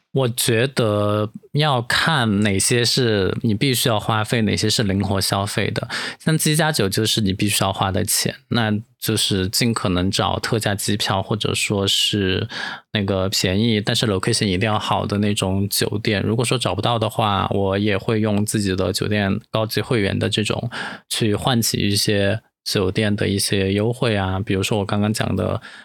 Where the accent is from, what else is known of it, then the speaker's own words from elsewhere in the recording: Dujiangyan, Sichuan, China; 我们的故乡都江堰、青城山又是成都市的旅游目的地的top three